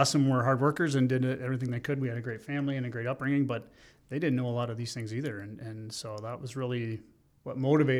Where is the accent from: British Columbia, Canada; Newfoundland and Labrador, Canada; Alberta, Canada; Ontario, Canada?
Ontario, Canada; Listowel; also born or lived in Ottawa; In Listowel, in my hometown.